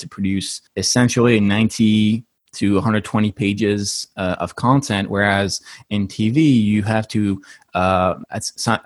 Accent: Paris, Île-de-France, France; moved away as an adult; now in United States; I'm originally from Paris, which is why I also have an accent. And I moved to the States about 8 years ago.

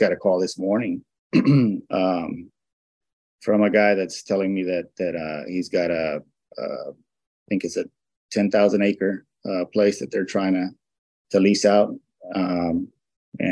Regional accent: Houston, Texas, United States; also born or lived in Mexico; I was born in Houston

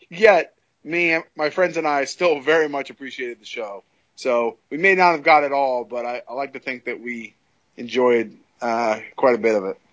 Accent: California, United States; also born or lived in Long Island, New York; now in New Jersey, United States; growing up in, in, California

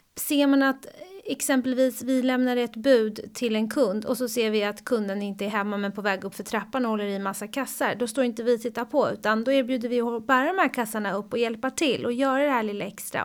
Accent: Sweden; moved away; also born or lived in United States; här hemma i Sverige

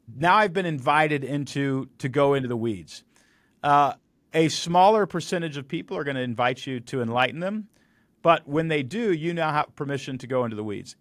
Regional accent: Texas, United States; I grew up in Texas

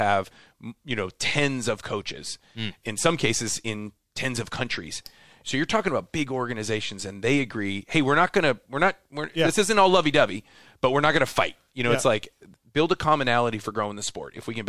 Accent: Midwest, United States; now in Temecula, United States; I'm originally from the Midwest, so I'm living in Temecula.

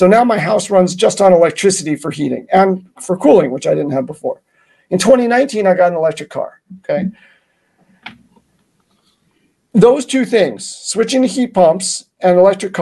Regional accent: New York City, New York, United States; I was born and raised in New York City

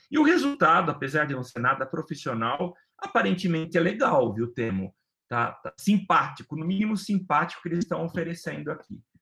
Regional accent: Brazil; enquanto brasileiro

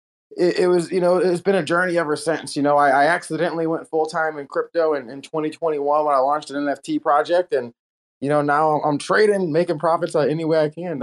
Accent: St. Louis, Missouri, United States; I'm from St. Louis, Missouri.

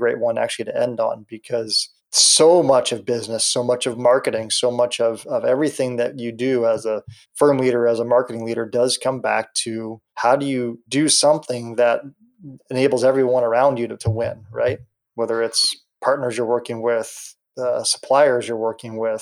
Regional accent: Columbus, Ohio, United States; I grew up in Columbus, Ohio. I live in Columbus, Ohio

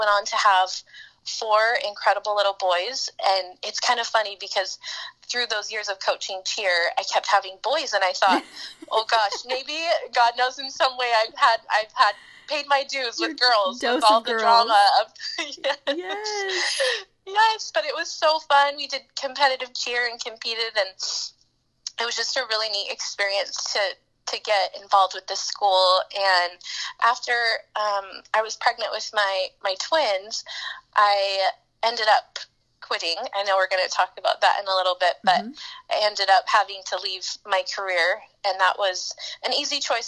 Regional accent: Anaheim, California, United States; now in Washington, D.C., United States; I was born in Anaheim and grew up in Orange County

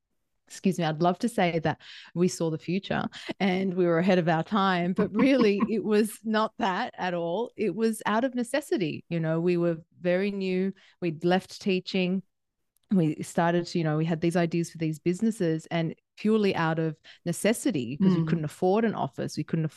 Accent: Sydney, New South Wales, Australia; moved away as an adult; I'm actually back home in Sydney, Australia.

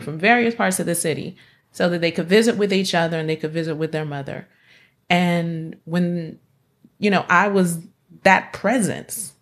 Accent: North Carolina, United States; moved away as an adult; also born or lived in Washington, D.C.; I'm originally from North Carolina

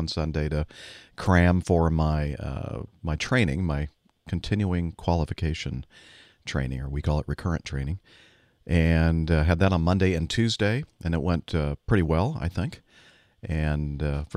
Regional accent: United States; I'm just American

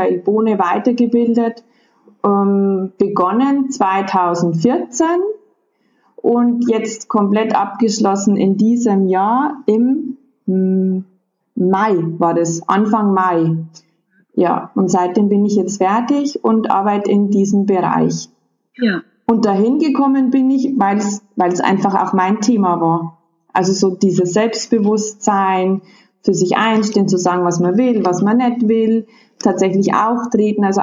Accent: Bavaria, Germany; Und ich komme aus Bayern und zwar so aus der Oberpfalz.

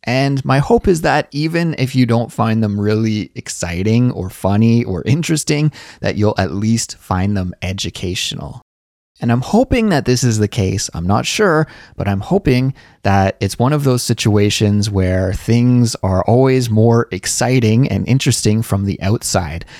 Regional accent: Canada; moved away as an adult; now in Seoul, South Korea; I'm a Canadian, and I currently live in Seoul, South Korea

